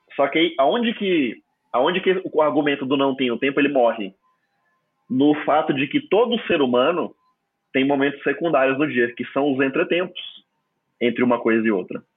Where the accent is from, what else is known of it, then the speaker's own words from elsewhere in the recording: Palmas, Tocantins, Brazil; first language Portuguese; na minha cidade de Palmas Tocantins